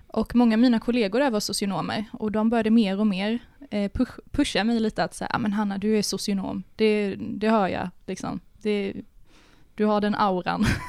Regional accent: Karlskrona, Blekinge, Sweden; moved away as an adult; now in Malmö, Sweden; Jag kommer ju från Karlskrona i Blekinge

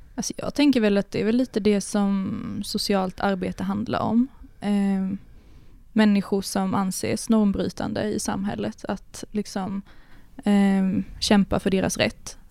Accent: Karlskrona, Blekinge, Sweden; moved away as an adult; now in Malmö, Sweden; Jag kommer ju från Karlskrona i Blekinge

